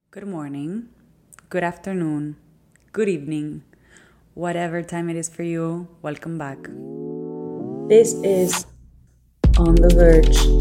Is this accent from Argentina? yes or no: yes; Argentina; accent: Argentinian; first language Spanish; English is a second language; moved away as an adult; now in New York, United States; I'm Argentinian, my family's there, a lot of my friends are there, and my life is now in New York